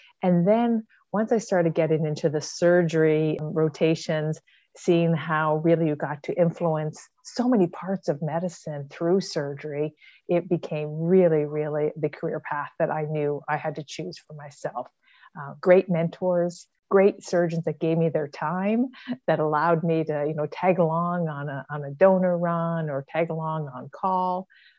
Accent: Ontario, Canada; born there; now in Ottawa, Canada; I was born in Ontario, which is one of the largest provinces in Canada. And my dad was a Royal Canadian Mounted Police officer.

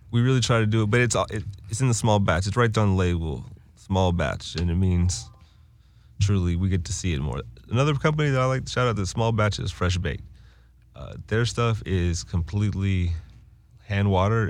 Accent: Winston-Salem, North Carolina, United States; I'm from Winston-Salem, North Carolina

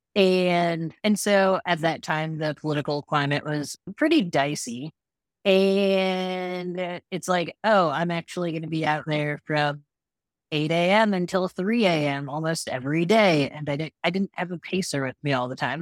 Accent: Midwest, United States; moved away; growing up in the Midwest

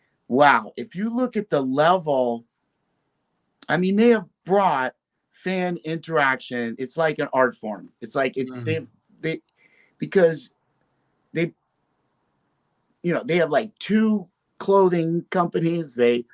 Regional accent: Brooklyn, New York, United States; And see, I was from Brooklyn.

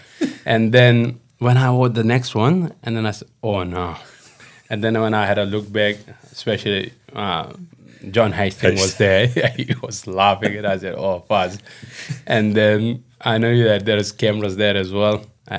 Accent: Pakistan; It's a nice part of the world and of the country as well. We're not far from Himalayas, so it's very beautiful.

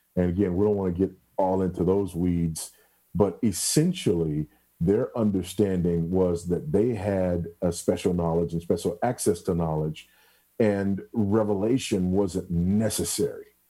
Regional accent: Los Angeles, California, United States; also born or lived in Houston, Texas; now in Zambia; I'm just a kid from South Central LA, you know. I was born and raised in South Central for the most part

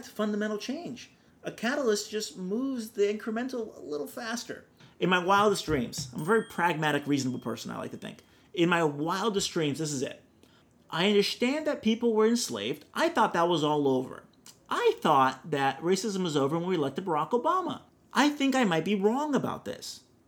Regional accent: Brazil; now in Orange County, California, United States

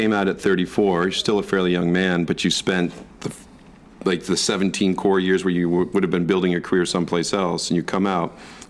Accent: Michigan, United States; I grew up in Michigan

